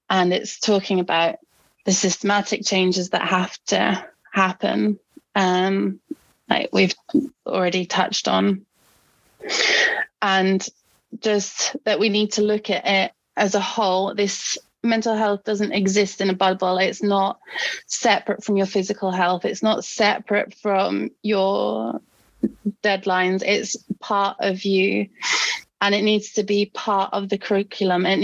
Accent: Norway; English is a second language; I mean, like I mentioned, I'm I'm from Norway, where we have a great healthcare system.

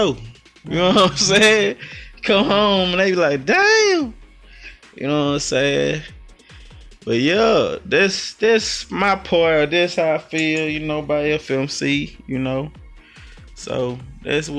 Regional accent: Louisiana, United States; now in Houston, United States; I'm from Louisiana, let's get it right, 318

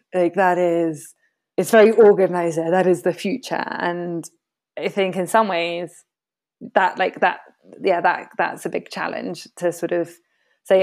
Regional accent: United Kingdom; now in Latin America; myself being British, a woman of color, but a British passport holder, British educated

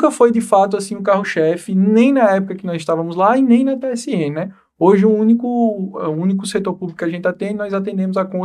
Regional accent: João Pessoa, Paraíba, Brazil; Sou daqui, sou daqui. Morei é. um tempo em outros estados, mas sou, sou paraibano.

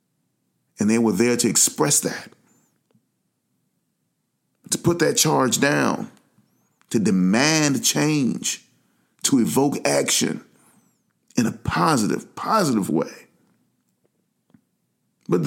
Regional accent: United States; also born or lived in Atlanta, Georgia; we're Americans. I'm an American

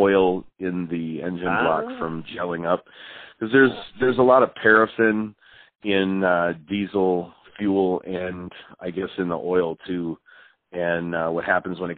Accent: Wisconsin, United States; also born or lived in Milwaukee, Wisconsin; I grew up in Wisconsin.

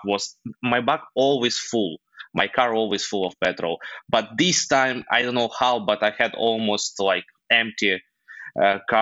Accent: Ukraine; English is a second language; moved away as an adult; also born or lived in Dubai; I'm from Ukraine

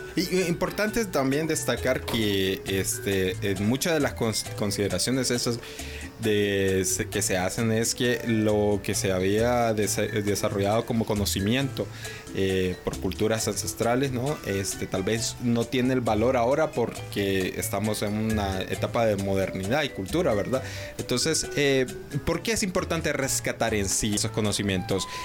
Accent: Honduras; como hondureños

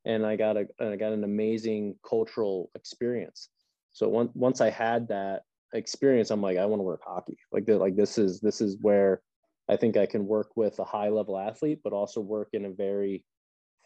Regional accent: just outside of Reading, Pennsylvania, United States; my hometown, I'm not from Reading, but just outside of Reading

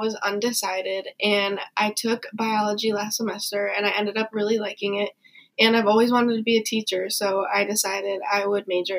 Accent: Lincoln-Way East High School, Illinois, United States; my hometown high school, which was Lincoln Way East.

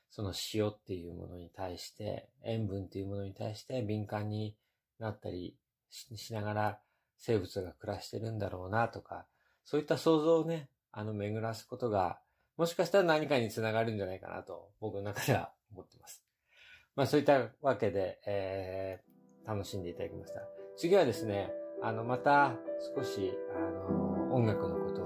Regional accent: Japan; moved away as an adult; now in United States; アメリカで生まれてですね、3歳まで過ごして、それから日本に行きました。

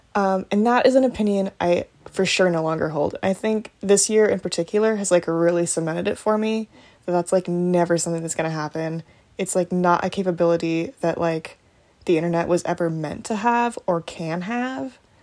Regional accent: United States; I am an American

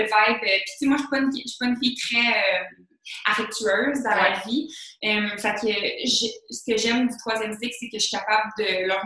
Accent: Saint-Jérôme, Quebec, Canada; also born or lived in Bellefeuille; Ben moi, euh, je viens de Saint-Jérôme. fait que, ouais, je viens du Nord. Depuis toujours, je vis à Saint-Jérôme. Mes parents, ils ont habité à Saint-Jérôme. précisément, je suis née à Bellefeuille. Euh, puis j'ai toujours vécu euh, dans le nord, dans le fond.

